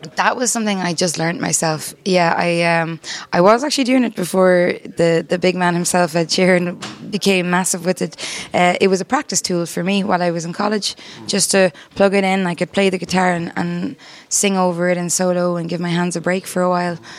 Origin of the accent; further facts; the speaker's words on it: Ennis, Munster, Ireland; that's where I went to school, and that's where I was brought up